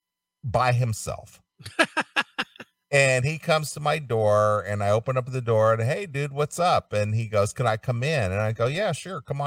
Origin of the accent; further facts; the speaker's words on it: Ohio, United States; moved away as an adult; also born or lived in California; I was from Ohio and Midwestern